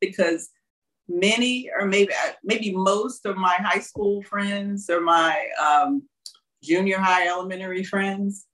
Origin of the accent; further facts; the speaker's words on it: Houston, Mississippi, United States; moved away as an adult; also born or lived in Tupelo, Mississippi / New York City; now in Bangkok, Thailand; from Houston, Mississippi, from my hometown, my tiny hometown